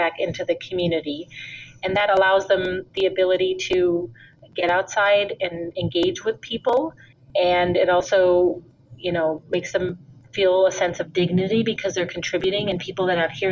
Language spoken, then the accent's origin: English; India; moved away as an adult; also born or lived in Minnesota, United States; now in United States; And then I also grew up in India. My father's from India. I was born here in the United States in Minnesota. But when I was 5, I went to live in India for 13 years